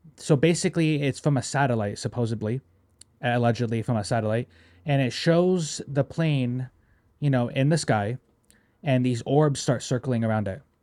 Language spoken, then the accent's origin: English; United States; I love being American